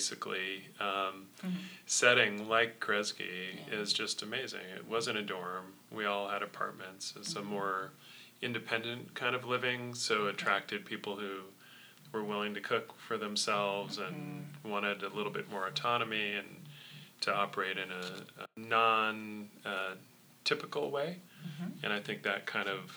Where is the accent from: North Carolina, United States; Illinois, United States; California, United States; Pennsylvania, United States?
California, United States; Sonoma; I grew up in Sonoma